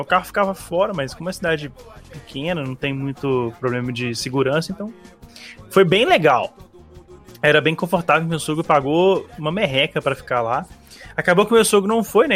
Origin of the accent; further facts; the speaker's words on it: Belo Horizonte, Minas Gerais, Brazil; a gente é de Belo Horizonte